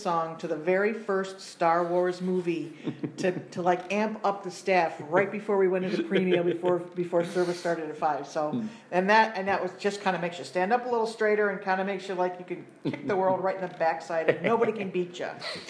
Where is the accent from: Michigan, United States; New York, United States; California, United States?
New York, United States; Rome; I did most of my growing up in the Hallopatten area, Rome, Hallopatten. Mm. So this has been home for a very long time.